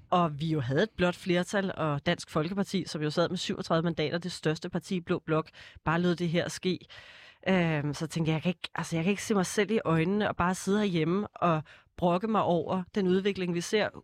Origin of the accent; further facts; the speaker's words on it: Snekkersten, Capital Region of Denmark, Denmark; also born or lived in Copenhagen / Kastrup; født i København og vokset op de første 10 år ude i Kastrup i et rækkehuskvarter, øh, kvarter, okay. og så flyttede jeg til Snækkersten, da jeg var 10